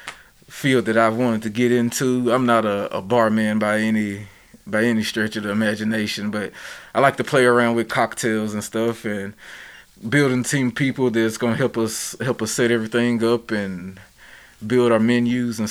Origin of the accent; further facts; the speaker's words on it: Nashville, Tennessee, United States; I'm from Nashville